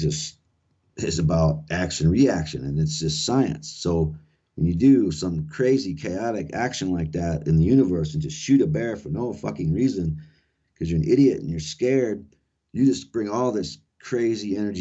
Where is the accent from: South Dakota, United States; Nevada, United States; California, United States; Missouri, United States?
South Dakota, United States; that's where I grew up here in South Dakota